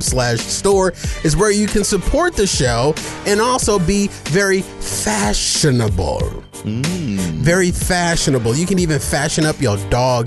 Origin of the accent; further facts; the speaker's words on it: Arizona, United States; Well, I'm a native of Arizona.